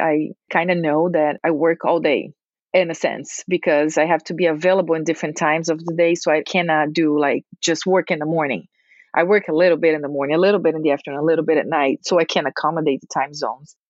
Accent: Brazil; moved away; I am an expat. I'm from Brazil.

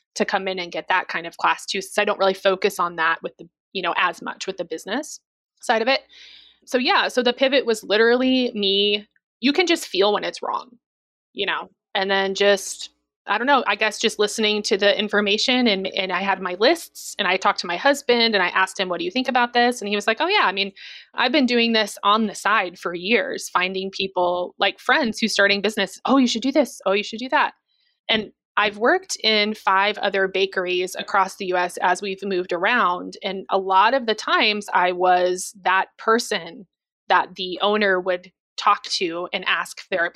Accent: Missouri, United States; moved away; I'm also from Missouri.

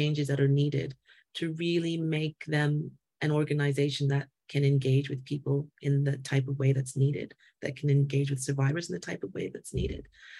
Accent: Canada; I hear that and feel that as a Canadian wo

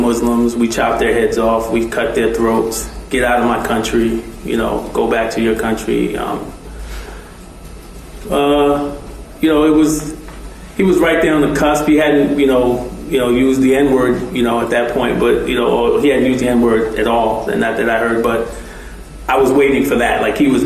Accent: New York City, New York, United States; moved away; I grew up in Brooklyn, New York

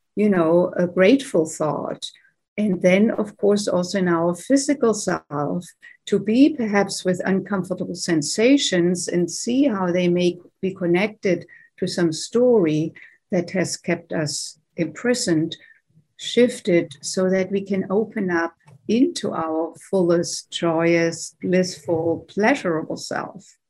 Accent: Germany; English is a second language; moved away as an adult; now in United States; I grew up in Germany, as you may be able to tell from my accent. Grew up there and came to the United States in my late 20s

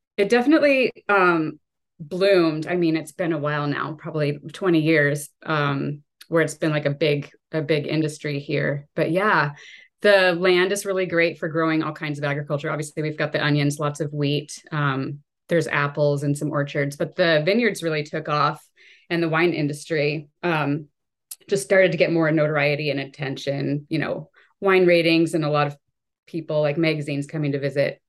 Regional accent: Walla Walla, Washington, United States; I was born and raised in Walla Walla, um, so obviously I'm still here

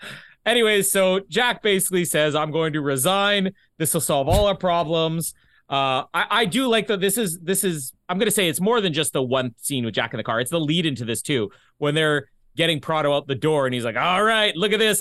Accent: Canada; accent: Canadian; my Canadian accent

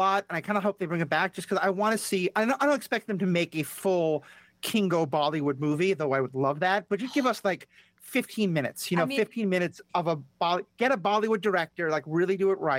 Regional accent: New York City, New York, United States; I grew up in New York City.

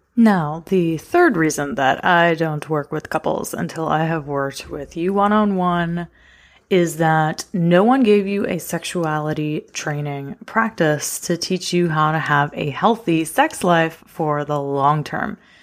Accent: the South, United States; I got raised in the South with a blue-collar daddy who worked his butt off when I was growing up

